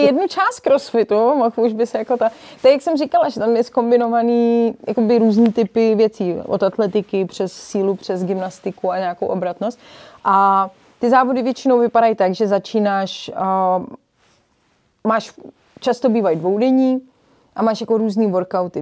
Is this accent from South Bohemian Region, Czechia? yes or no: no; Prague, Czechia; also born or lived in Rokytnice nad Jizerou / Berlin; já jsem sice z Prahy, ale máme chalupu v Rokitnici na Dizeru, kde jsme trávili veškerý volný čas